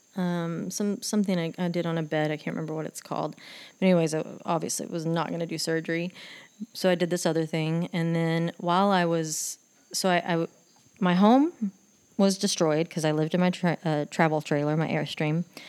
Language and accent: English; Texas, United States; I'd go back to Texas and do hair for like a week to make money